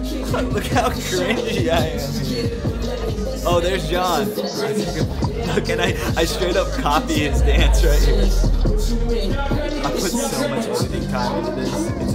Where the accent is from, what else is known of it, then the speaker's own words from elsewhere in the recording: Austin, Texas, United States; I'm from Austin, Texas, the live music capital of the world.